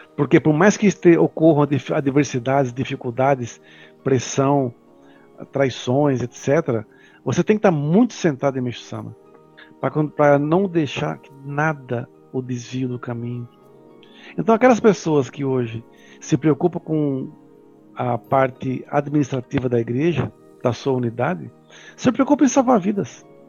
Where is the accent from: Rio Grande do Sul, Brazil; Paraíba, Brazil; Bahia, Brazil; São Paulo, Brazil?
São Paulo, Brazil; eu sou aqui de São Paulo